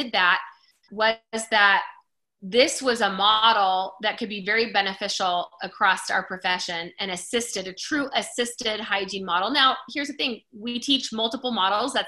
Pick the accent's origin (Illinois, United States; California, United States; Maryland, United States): California, United States; Simi Valley; moved away as an adult; also born or lived in Colorado; I grew up in California, outside of Hollywood a little bit in Simi Valley